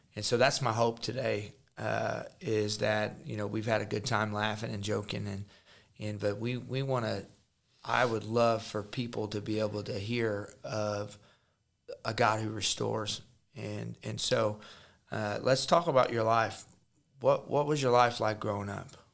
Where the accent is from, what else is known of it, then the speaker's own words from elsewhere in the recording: Jefferson City, Missouri, United States; I'm from Jeff City, Missouri